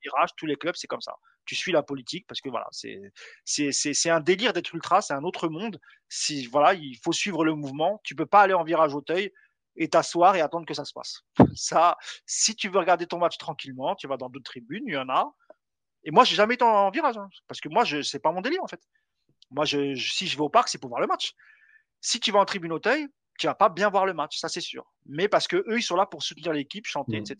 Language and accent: French; Morocco; chez moi au Maroc